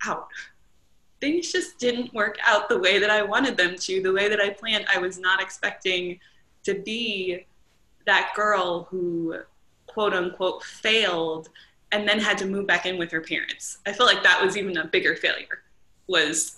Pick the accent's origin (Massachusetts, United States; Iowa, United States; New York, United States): New York, United States; Long Island; moved away as an adult; also born or lived in Pennsylvania / Maryland; now in North Carolina, United States; I moved down from Long Island. I spent my entire childhood there